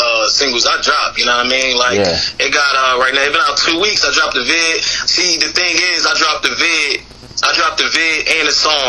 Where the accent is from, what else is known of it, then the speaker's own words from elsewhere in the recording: New Jersey, United States; I'm actually from New Jersey